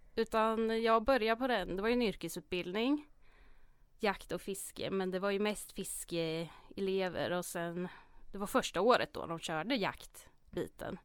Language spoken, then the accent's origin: Swedish; Hjortkvarn, Örebro County, Sweden; Jag är uppväxt i Hjortkvarn, ligger utanför Örebro